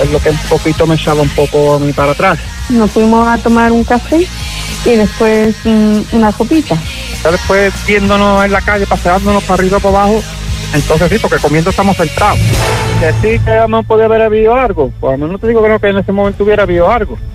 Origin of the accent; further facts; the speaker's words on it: Bolivia; Eh, mm, morena, em, soy de Bolivia. Em, eh, bajita un poco.